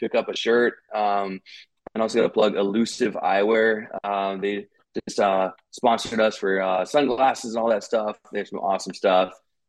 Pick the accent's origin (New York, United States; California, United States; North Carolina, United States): California, United States; We're from Georgia, and me and Ben were from California originally, so we don't do well in snow.